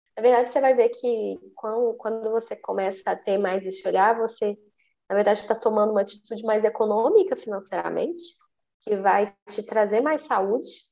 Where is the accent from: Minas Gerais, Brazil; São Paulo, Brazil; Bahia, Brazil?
Minas Gerais, Brazil; Eu sou mineira